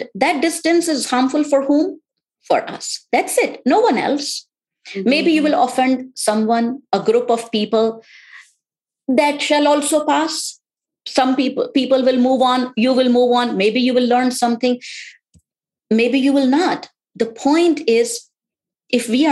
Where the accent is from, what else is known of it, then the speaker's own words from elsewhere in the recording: India; now in United States; born and brought up in India